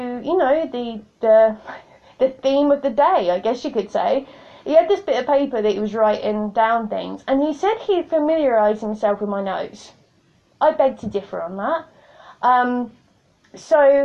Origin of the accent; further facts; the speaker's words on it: United Kingdom; I'm British